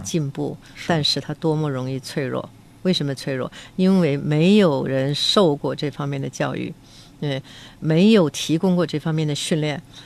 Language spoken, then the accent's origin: Chinese; Beijing, China; accent: Beijing dialect; 我们北京话叫做有贼心也没有贼胆